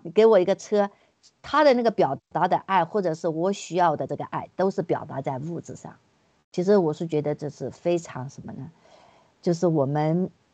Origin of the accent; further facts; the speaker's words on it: China; moved away; 我们作为，都是从墙里面出来的